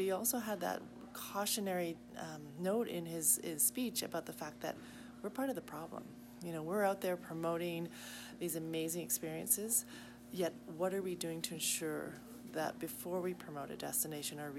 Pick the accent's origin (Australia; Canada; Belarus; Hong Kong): Canada; Victoria, British Columbia; I'm from Victoria, British Columbia